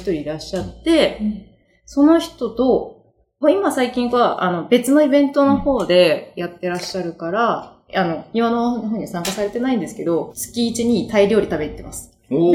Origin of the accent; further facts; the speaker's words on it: Sakura, Chiba, Japan; 私、桜、桜出身なんですよ。